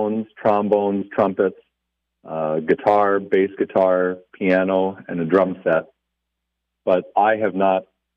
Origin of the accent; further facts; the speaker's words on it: Glencoe, Minnesota, United States; also born or lived in Little Fork, Minnesota / Big Falls, Minnesota; My wife and I grew up in Glencoe.